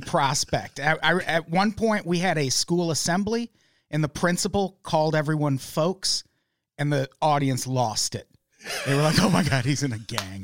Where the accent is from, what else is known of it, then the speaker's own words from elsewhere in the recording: Peoria, Illinois, United States; I grew up in Peoria, Illinois